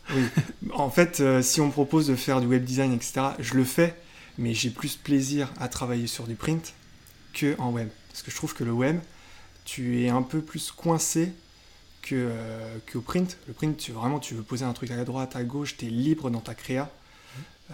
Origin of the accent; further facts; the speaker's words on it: Le Mans, Pays de la Loire, France; moved away as an adult; also born or lived in Rennes; now in Nantes, France; je suis né au Mans et c'est mon travail qui m'a fait amener à Nantes